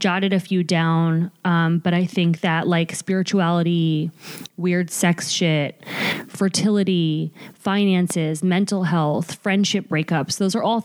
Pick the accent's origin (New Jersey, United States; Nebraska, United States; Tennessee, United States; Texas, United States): New Jersey, United States; Bergen County; We're both from New Jersey. We're both from the same county in New Jersey, but different towns